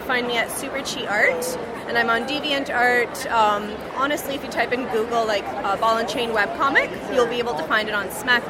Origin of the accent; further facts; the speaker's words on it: Windsor, Ontario, Canada; I'm actually from Windsor.